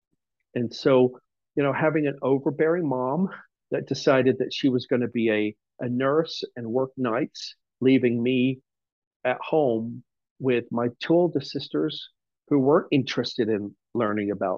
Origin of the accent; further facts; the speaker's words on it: England, United Kingdom; moved away; I was born and raised in England